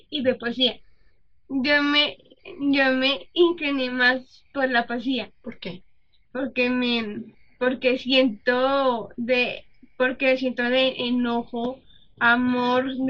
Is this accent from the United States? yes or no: no; Bogotá, Colombia; born there; Nací en, en, en Bogotá en el mes de en el mes en el mes